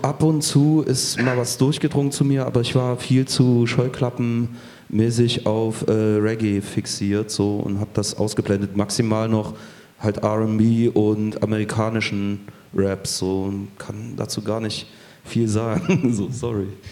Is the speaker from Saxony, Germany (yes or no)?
yes; Chemnitz, Saxony, Germany; moved away; in meiner Heimatstadt